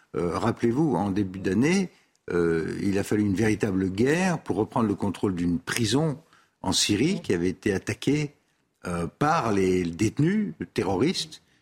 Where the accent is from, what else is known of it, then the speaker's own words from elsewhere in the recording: Tunisia; moved away; Je suis né en Tunisie, moi